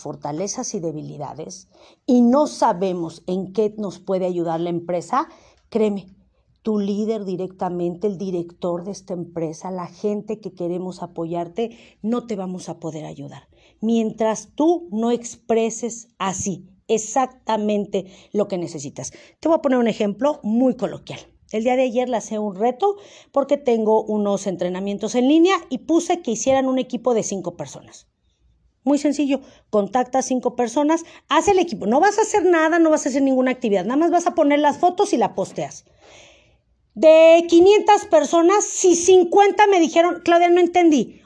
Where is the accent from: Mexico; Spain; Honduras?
Mexico; Como buen mexicano